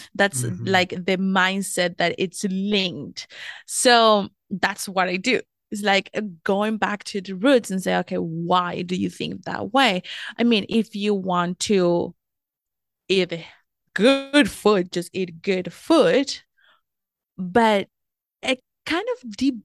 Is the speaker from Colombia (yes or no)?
yes; Colombia; moved away as an adult; now in United States; I'm originally from Colombia, South America, have lived in the US for the past 7 years now